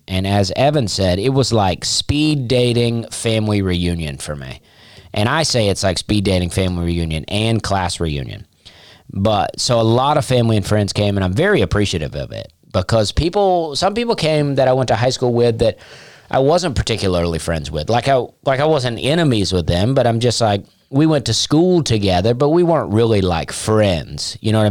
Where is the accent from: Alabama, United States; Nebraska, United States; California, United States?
Alabama, United States; Opelika; I am from Opelika, Alabama.